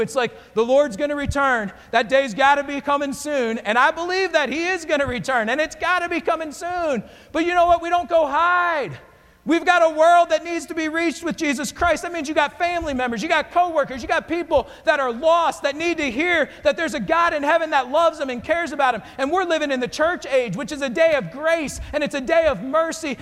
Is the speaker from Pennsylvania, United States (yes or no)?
yes; Pocono area, near Bloomsburg, Pennsylvania, United States; now in Florida, United States; I grew up in Pennsylvania. I grew up in the Pocono area, right off Interstate 80. We actually lived near Bloomsburg.